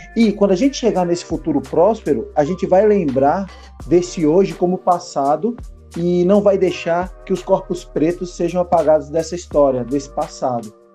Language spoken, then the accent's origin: Portuguese; São Paulo, Brazil; also born or lived in Petrolina, Pernambuco; eu nasci em São Paulo, morei no Nordeste, em Petrolina, Pernambuco e voltei para São Paulo para dar sequência aos estudos e estou aqui até hoje